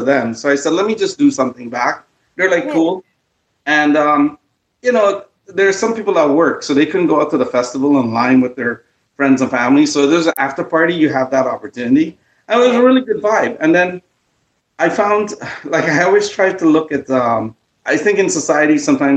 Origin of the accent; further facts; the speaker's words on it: Guyana; now in Toronto, Canada; we're Guyanese